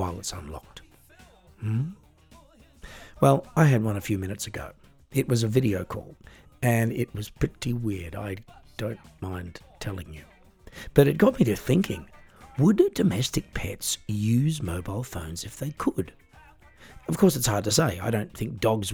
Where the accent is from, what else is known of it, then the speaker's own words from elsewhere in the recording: Australia; now in Germany; I was born and raised in Australia. I now live in Germany